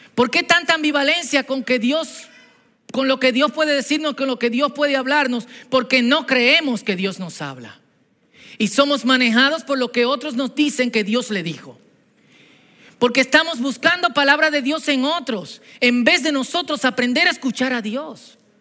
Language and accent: Spanish; Dominican Republic; Antes de dominicanos somos cristianos